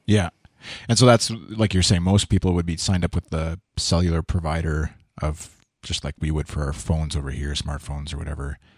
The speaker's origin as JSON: {"language": "English", "country": "Canada", "said": "I'm, I'm Canadian. I'm not American"}